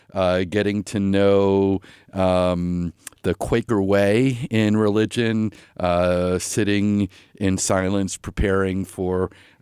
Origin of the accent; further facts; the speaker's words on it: Stony Brook, New York, United States; moved away as an adult; also born or lived in Indiana / Chicago / Burlington; I'm originally from Long Island, New York. I grew up there in a family that were very active Unitarian Universalists in Stony Brook, New York. Finished high school there.